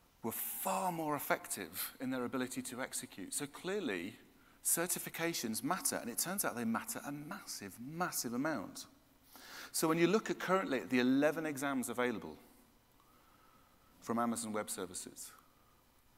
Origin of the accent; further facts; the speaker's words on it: United Kingdom; I'm British